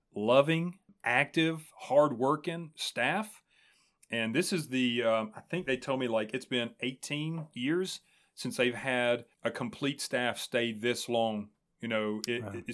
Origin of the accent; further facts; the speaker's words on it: Springfield, United States; that's my hometown, man. Like hmm. I'm homegrown